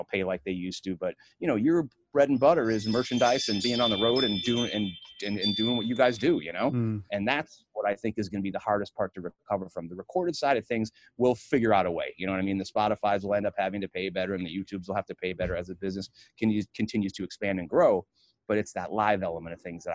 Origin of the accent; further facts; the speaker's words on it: United States; also born or lived in Chicago; now in New York City, United States; being an American